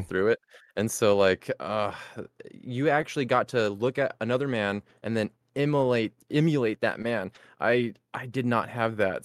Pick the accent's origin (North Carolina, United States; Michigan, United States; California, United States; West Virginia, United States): California, United States; we're from California